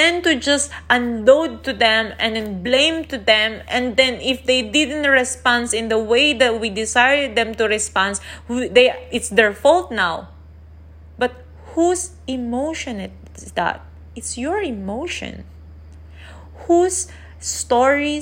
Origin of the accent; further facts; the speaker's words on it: Philippines; I'm Asian, I'm from the Philippines